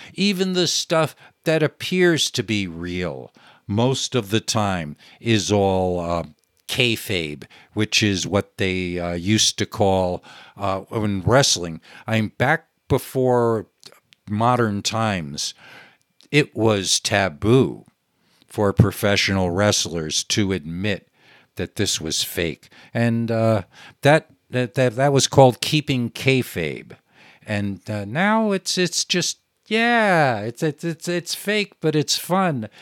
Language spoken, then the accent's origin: English; New York, United States; I grew up in New York, where the television was